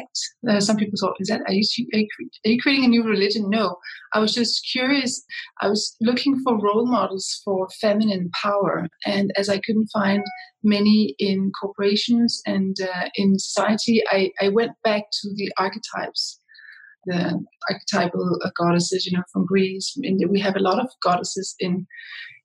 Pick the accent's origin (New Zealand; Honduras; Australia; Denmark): Denmark; Copenhagen, Capital Region of Denmark; moved away; also born or lived in Brussels / New York City; I come from Copenhagen, Denmark, but I have spent most of my life or half of my life outside of Denmark in international environments.